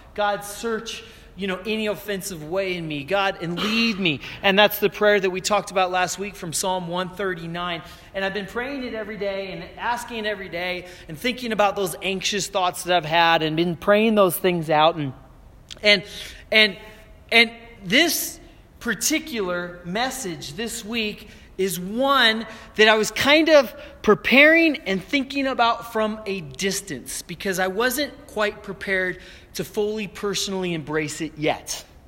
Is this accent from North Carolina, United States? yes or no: no; Aurora, Colorado, United States; moved away as an adult; also born or lived in Florida; coming back to where I grew up here in Aurora